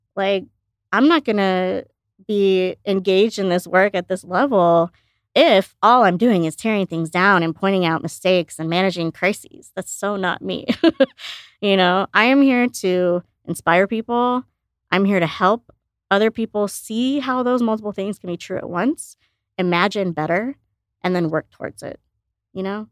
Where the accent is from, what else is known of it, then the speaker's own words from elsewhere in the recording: outside Chicago, Illinois, United States; also born or lived in India; I grew up outside Chicago